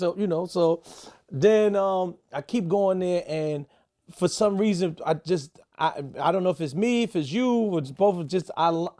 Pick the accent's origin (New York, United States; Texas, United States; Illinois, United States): New York, United States; New York City; I had it in Buffalo because I'm from New York City.